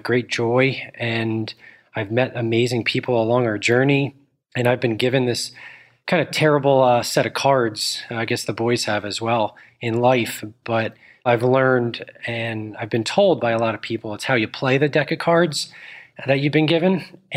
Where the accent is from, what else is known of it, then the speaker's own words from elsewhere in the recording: Northern New Jersey, United States; I grew up in Northern New Jersey.